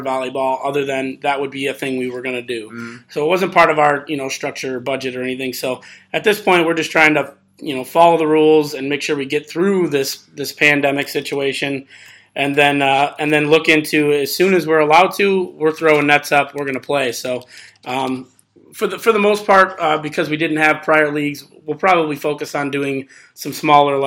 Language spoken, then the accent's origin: English; Columbia County, Wisconsin, United States; moved away as an adult; now in Dane County, United States; I'm not from Dane County. I'm actually grew up in Columbia County for the most part through high school